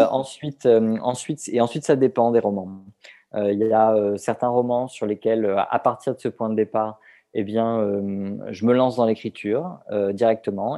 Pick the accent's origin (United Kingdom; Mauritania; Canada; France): France; southern France; je suis originaire du sud de la France, de Hier plus précisément.